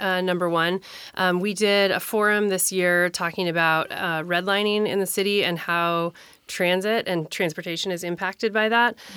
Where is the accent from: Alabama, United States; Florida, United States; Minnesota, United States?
Minnesota, United States; moved away as an adult; now in Tacoma, United States; I moved to Tacoma in nineteen ninety-eight. I grew up in Minnesota